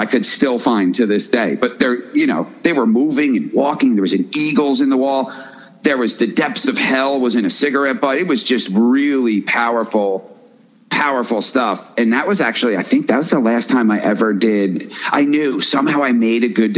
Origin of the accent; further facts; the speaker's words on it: Woodstock, New York, United States; we grew up in Woodstock, man. Woodstock, New York